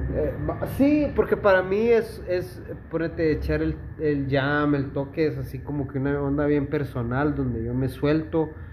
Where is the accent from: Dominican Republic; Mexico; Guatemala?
Guatemala; Esquipulas, Chiquimula; yo amo a la gente de mi pueblo, por eso yo renunciaría a vivir en cualquier lugar que pueda ser mejor por vivir en mi ciudad